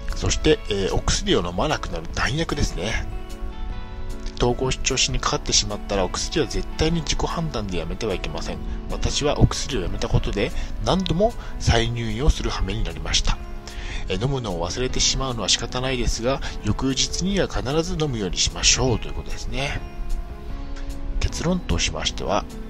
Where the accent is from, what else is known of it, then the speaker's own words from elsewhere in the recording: Niigata, Japan; moved away as an adult; also born or lived in Chiba; 地元新潟を離れ千葉県で新生活をスタートさせた